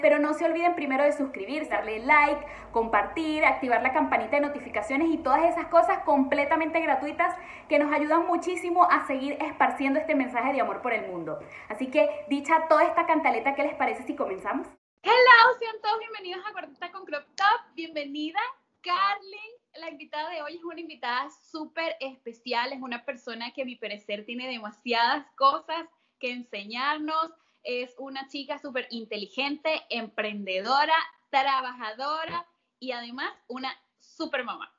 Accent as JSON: {"language": "Spanish", "country": "Venezuela", "moved": "as an adult", "said": "nosotras somos venezolanas"}